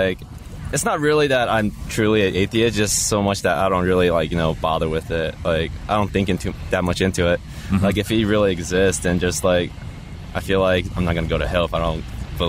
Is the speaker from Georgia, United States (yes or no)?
yes; Marietta, Georgia, United States